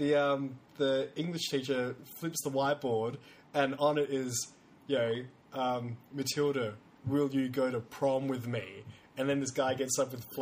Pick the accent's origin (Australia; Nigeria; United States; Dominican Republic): Australia; South Australia; Because I come from South Australia.